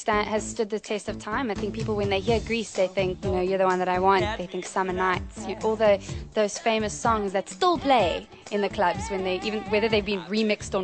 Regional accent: Cape Town, Western Cape, South Africa; I'm from Cape Town, South Africa

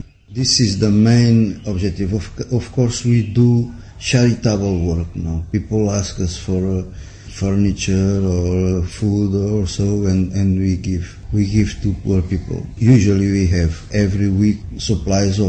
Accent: Portugal; moved away; I'm from Portugal

